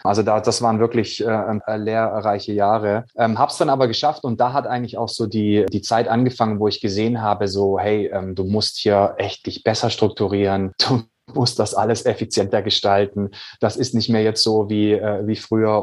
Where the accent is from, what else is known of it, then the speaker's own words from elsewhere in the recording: Swabia, Baden-Württemberg, Germany; ich bin ja ein gebürtiger Schwabe